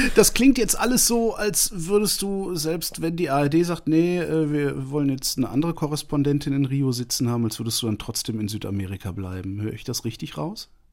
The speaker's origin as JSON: {"language": "German", "region": "Allgäu", "country": "Germany", "said": "bei uns im Allgäu"}